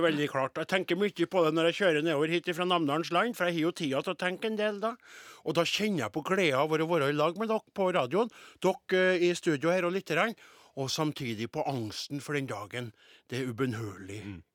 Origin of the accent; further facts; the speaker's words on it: Trøndelag, Norway; jeg er jo bare nordtrønder, eller trønder